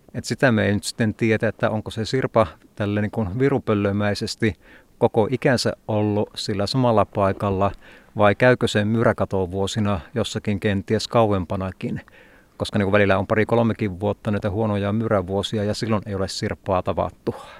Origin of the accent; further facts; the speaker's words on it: Polvijärvi, North Karelia, Finland; kotipitäjässä Polovijärvellä